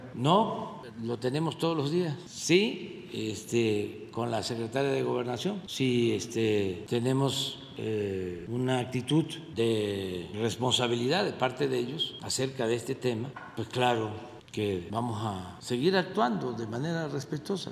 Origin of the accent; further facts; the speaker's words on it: Mexico; Muy humanos somos los mexicanos